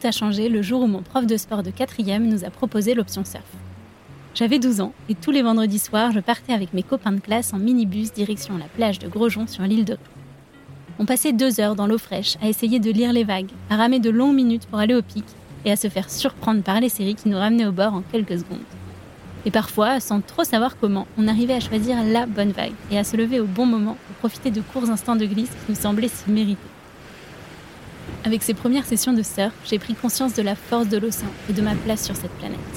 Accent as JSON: {"language": "French", "town": "La Rochelle", "region": "Nouvelle-Aquitaine", "country": "France", "tie": "born or raised there", "said": "J'ai grandi à La Rochelle, sur la côte atlantique."}